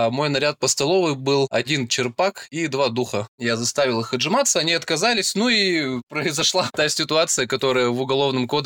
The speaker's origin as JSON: {"language": "Russian", "town": "Perm", "region": "Perm Krai", "country": "Russia", "said": "В 2009 году я из Перми призвался в армию, увезли меня в город Новосибирск, поселок Светлый."}